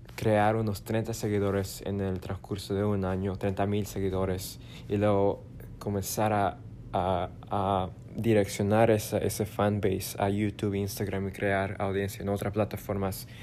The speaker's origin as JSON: {"language": "Spanish", "country": "Bolivia", "tie": "born or raised there", "moved": "yes", "said": "mi tierra natal"}